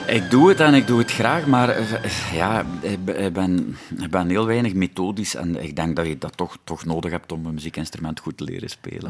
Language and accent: Dutch; West Flanders, Belgium; accent: West Flemish; first language West Flemish; bij ons thuis werd er alleen West-Vlaams gesproken.